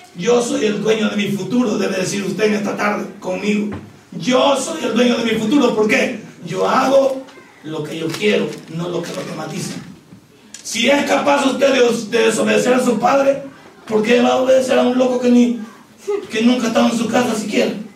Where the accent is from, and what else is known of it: El Salvador